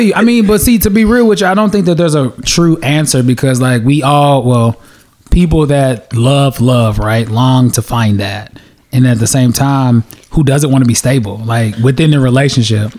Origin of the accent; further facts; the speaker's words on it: United States; also born or lived in Nigeria; my parents are direct immigrants of Nigeria. They came and had their children in America. We went back to Nigeria, went to the village, and then we came back to America